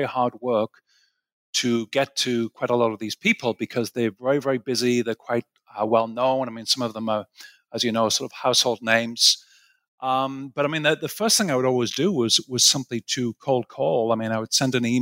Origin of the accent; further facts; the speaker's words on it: Sunderland, North East England, United Kingdom; moved away as an adult; also born or lived in Aberdeen / Cambridge / St Andrews; now in United States; I'm from a place called Sunderland, which is the northeast of England.